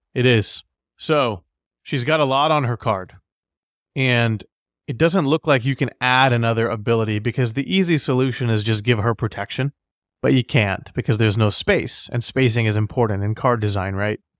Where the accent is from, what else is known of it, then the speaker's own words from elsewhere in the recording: United States; as an American